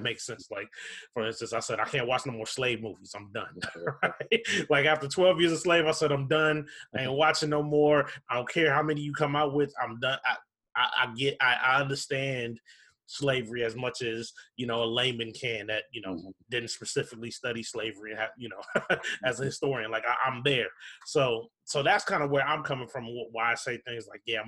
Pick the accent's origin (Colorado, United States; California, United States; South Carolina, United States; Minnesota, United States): Minnesota, United States; Minneapolis; I grew up in Minneapolis, in South Minneapolis